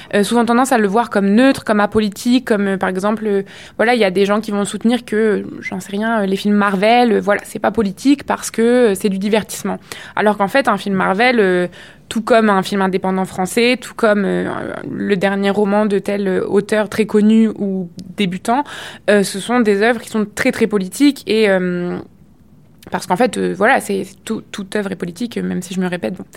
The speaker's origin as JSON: {"language": "French", "country": "France", "also_born_or_lived": "Quebec", "moved": "as an adult", "lives_now": "Montreal, Canada", "said": "en tant que française immigrée au Québec"}